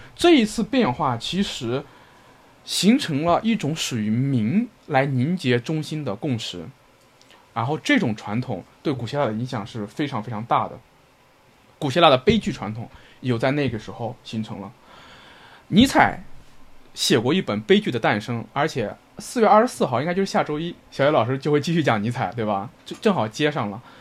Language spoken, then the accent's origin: Chinese; northern China, China; 我的老家，我们北方这种被孔子浸润的地方